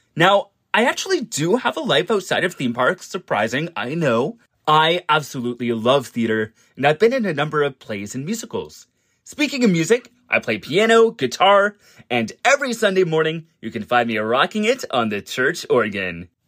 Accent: London, Ontario, Canada; I'm also Canadian. I'm from a city called London, which is about two hours away from my home park, Canada's Wonderland

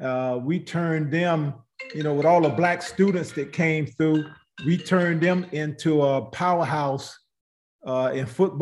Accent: Greensboro, North Carolina, United States; Well, growing up in Greensboro was definitely something that, everybody should have experienced in life. You know, I came through integration and busing in the 60s. I had always been in Black schools.

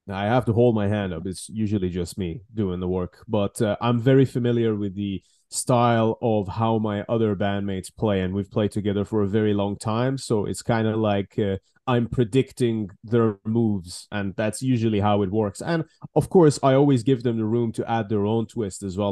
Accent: Iran; moved away as an adult; now in United Kingdom; originally, obviously, born and raised in Iran, and then I moved to the UK

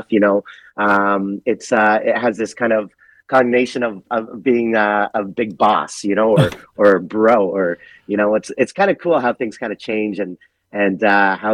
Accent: Canada; growing up in Canada, my personality first was being Canadian.

